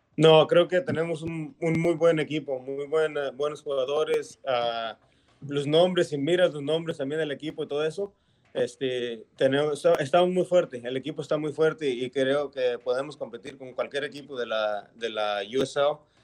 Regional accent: Mexico; moved away; sí nací en, en México yo

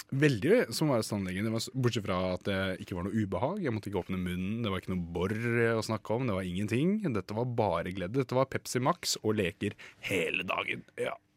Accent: Moss, Østfold, Norway; moved away; jeg er jo fra Moss selv, ja. som er en sånn liten by i Østfold.

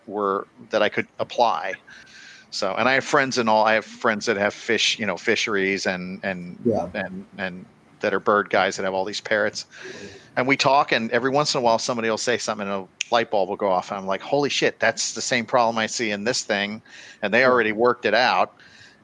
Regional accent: Florida, United States; I grew up in Florida

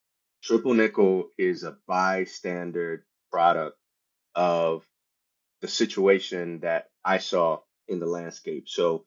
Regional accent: San Antonio, Texas, United States; English is a second language; English is my second language. And, I grew up partially in Texas. So I claim Texas to San Antonio. From Texas, I joined the Army.

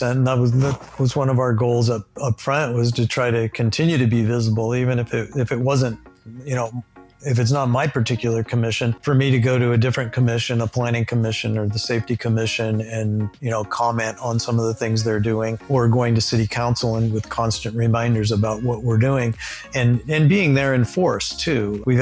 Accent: Temecula, California, United States; we felt like since we're mostly from Temecula, we get Temecula right, we can then expand out from there.

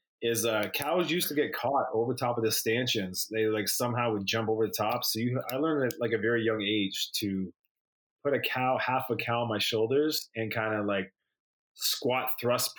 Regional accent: Toronto, Ontario, Canada; It's my hometown

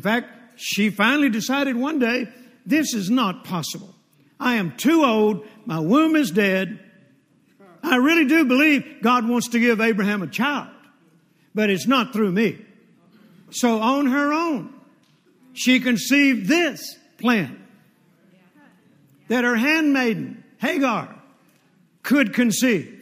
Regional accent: Mississippi, United States; moved away; also born or lived in Fort Worth, Texas; When I was born in Mississippi

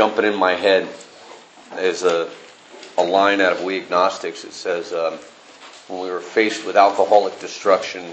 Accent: Northern California, United States; I was raised in Northern California

